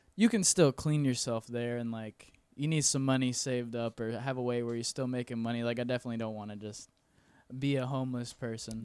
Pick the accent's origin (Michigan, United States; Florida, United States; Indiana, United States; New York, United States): Florida, United States; Weirsdale; moved away as an adult; also born or lived in Ocala, Florida; now in Orlando, United States; I'm actually from a small town called Wearsdale, Florida. It's, like, twenty minutes south of Ocala.